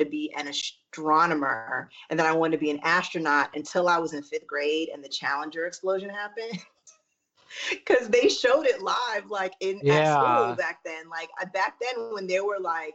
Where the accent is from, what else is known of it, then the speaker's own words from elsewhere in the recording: New York, United States; moved away as an adult; also born or lived in Texas / Syracuse; now in Los Angeles, United States; I'm originally from New York. I was born in Syracuse, and then we left to go to Texas. And I grew up in Texas and New York, like went back and forth until I was like 13. And then I moved